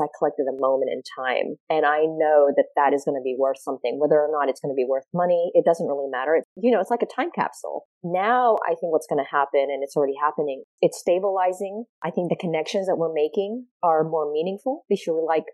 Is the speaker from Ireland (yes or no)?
no; Australia; now in United States; I grew up in Australia